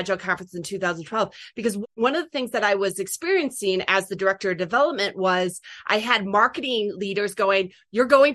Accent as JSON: {"language": "English", "region": "Michigan", "country": "United States", "said": "I'm from Michigan"}